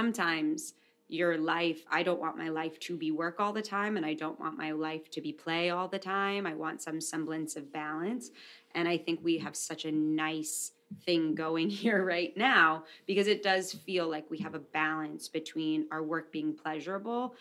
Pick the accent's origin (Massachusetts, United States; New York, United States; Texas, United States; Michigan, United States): New York, United States; New York City; I'm a woman from New York City